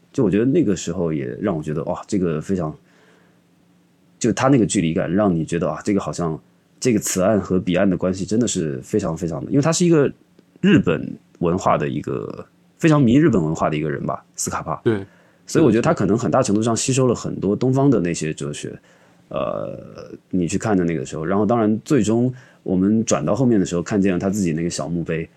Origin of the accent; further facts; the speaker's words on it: Xiamen, Fujian, China; moved away; 我家在厦门嘛，其实我因为从小就在海边